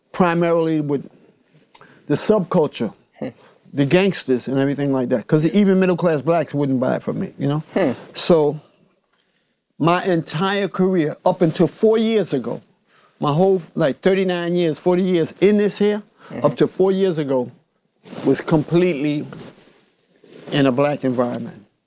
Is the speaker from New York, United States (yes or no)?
yes; New York City, New York, United States; I grew up in Harlem